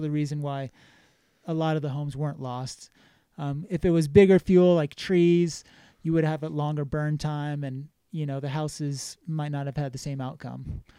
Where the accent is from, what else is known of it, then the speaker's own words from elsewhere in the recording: Exeter, New Hampshire, United States; moved away as an adult; also born or lived in Los Angeles, California; now in Jackson, United States; I grew up in New Hampshire, a small town called Exeter